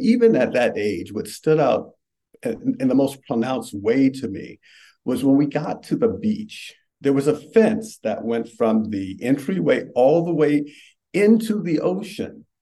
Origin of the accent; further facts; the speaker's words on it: Richmond, Virginia, United States; I grew up in Richmond.